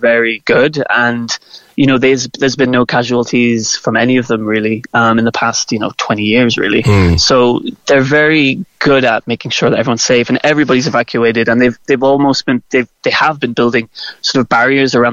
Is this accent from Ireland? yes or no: yes; Macroom, Munster, Ireland; moved away as an adult; now in Reykjavik, Iceland; I grew up just outside of Macroom